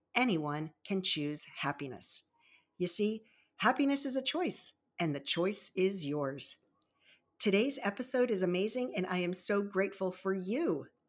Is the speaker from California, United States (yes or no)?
no; Baltimore Annapolis area, Maryland, United States; also born or lived in Virginia Beach, Virginia; I was born in Virginia Beach and raised in the Baltimore Annapolis area